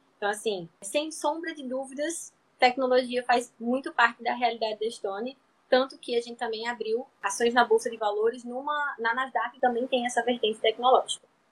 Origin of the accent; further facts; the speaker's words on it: Natal, Rio Grande do Norte, Brazil; eu sou aqui do Nordeste, de Natal, Rio Grande do Norte